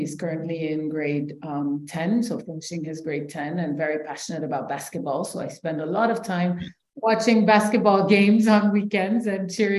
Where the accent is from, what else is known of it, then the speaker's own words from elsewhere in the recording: Senegal; also born or lived in New York, United States / Ivory Coast / Switzerland; I'm currently the executive director of Speak Up Africa. I was born in New York. My parents are Senegalese American. I spent some time there before moving back to Senegal, then lived in Ivory Coast.